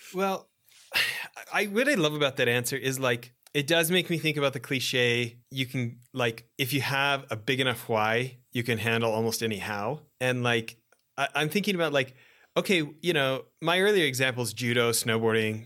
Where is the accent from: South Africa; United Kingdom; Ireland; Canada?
Canada; Western Canada; also born or lived in Edmonton; you and I grew up in Western Canada and, you know, I was living in Edmonton during the Gretzky years